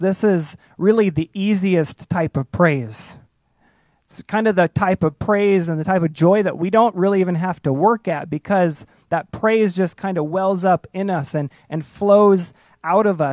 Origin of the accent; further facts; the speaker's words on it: outside of Chicago, Illinois, United States; I grew up outside of Chicago